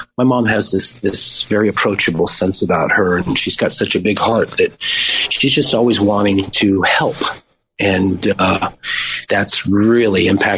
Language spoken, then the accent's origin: English; Las Vegas, Nevada, United States; also born or lived in Maui; we grew up in Las Vegas outside of town